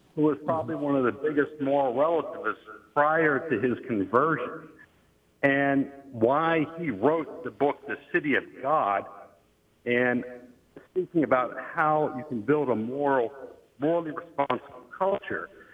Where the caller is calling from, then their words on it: Pittsburgh, Pennsylvania, United States; I'm calling from Pittsburgh, Pennsylvania area